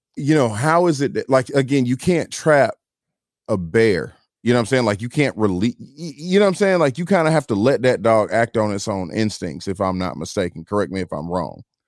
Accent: Atlanta, Georgia, United States; I'm from Atlanta, Georgia

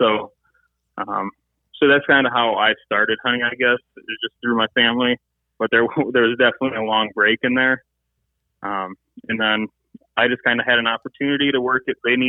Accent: Michigan, United States; went to school in Michigan, grew up in Michigan, and kind of been here my whole life. So Michigan is my home state.

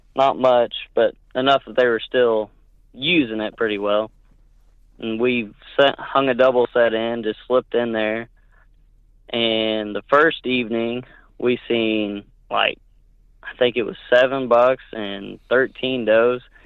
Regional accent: Northwest Oklahoma, United States; born and raised in Nor-, Oklahoma, Northwest Oklahoma.

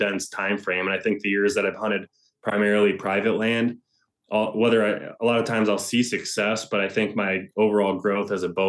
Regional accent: Ohio, United States; which was here in my home state of Ohio.

